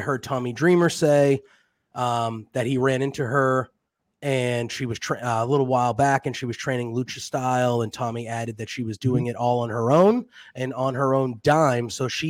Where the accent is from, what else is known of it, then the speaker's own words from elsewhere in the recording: United States; Well, I am from the United States.